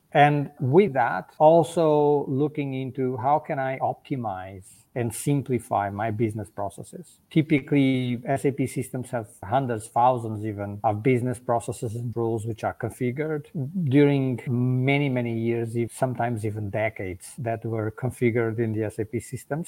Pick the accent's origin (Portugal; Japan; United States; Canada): Portugal; moved away as an adult; now in Germany; I live in Germany. I'm originally from Portugal